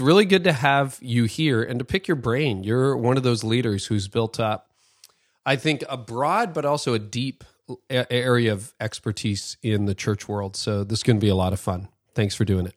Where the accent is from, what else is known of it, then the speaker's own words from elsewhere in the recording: Canada; as a Canadian